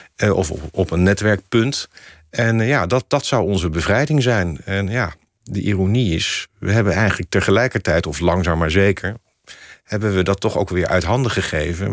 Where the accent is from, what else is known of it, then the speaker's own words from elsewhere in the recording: The Hague, South Holland, Netherlands; moved away as an adult; also born or lived in Amsterdam; Ik wilde ook heel graag uit Den Haag weg. Daar ben ik geboren en getogen